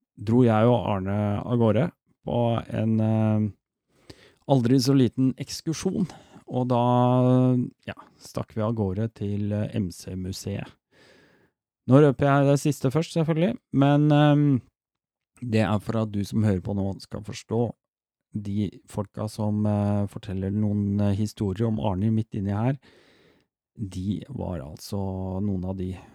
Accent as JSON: {"language": "Norwegian", "region": "Oslo", "country": "Norway", "tie": "born or raised there", "said": "jeg har vokst opp midt i Storgata selv. Storgata 18 rett overfor Operapassasjen"}